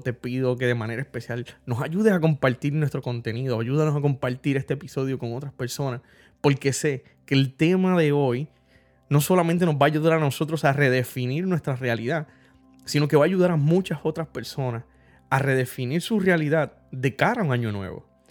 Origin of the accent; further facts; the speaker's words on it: Puerto Rico; todos como puertorriqueños experimentamos algún trastorno